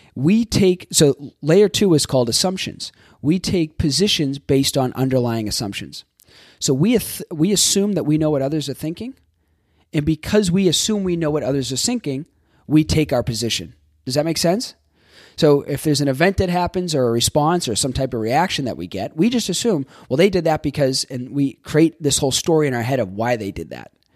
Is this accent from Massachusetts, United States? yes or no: yes; Boston, Massachusetts, United States; moved away as an adult; also born or lived in Florida; I grew up in Boston.